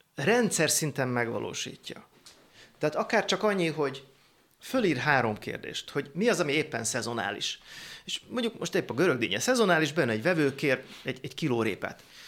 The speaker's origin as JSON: {"language": "Hungarian", "town": "Szentendre", "region": "Pest", "country": "Hungary", "tie": "born or raised there", "said": "Szentendré nőttem föl"}